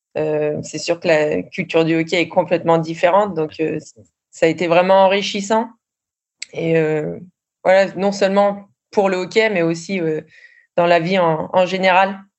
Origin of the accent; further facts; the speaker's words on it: France; moved away as an adult; also born or lived in Sweden; on est une Française